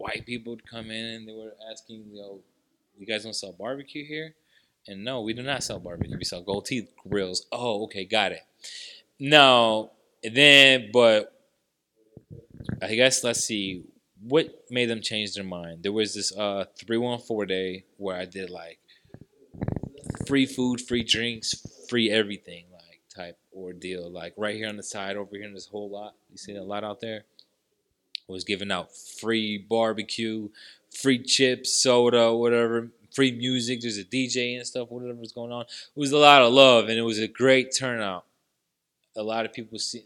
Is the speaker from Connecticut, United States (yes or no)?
no; Hazelwood, Missouri, United States; I grew up in Hazelwood, Missouri